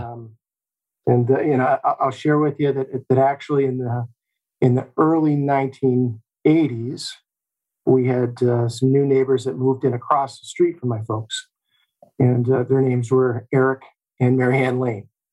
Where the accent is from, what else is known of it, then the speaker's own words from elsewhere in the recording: Olean, New York, United States; My story begins here in Olean. I was born and raised here in Western New York. I attended elementary and high school right here in town